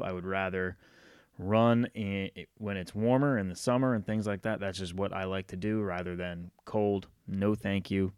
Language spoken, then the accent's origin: English; Rhode Island, United States; now in North Carolina, United States; I grew up in Rhode Island, but I've spent more time in my life in North Carolina than I have in Rhode Island